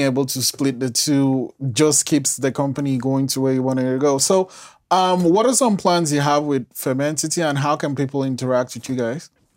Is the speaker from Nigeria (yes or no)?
yes; Nigeria; moved away; I'm, I'm Nigerian, and I, I've lived outside the country for a while